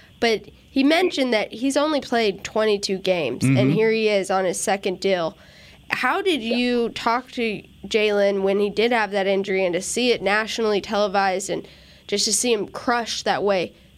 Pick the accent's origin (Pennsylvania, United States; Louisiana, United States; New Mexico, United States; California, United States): New Mexico, United States; New Mexico.